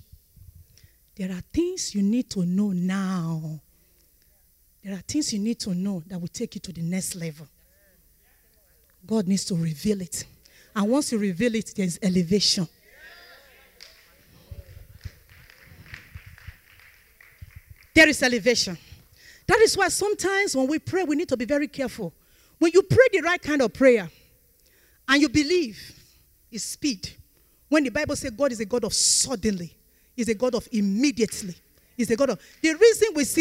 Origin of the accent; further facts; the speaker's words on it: Nigeria; We are from Nigeria.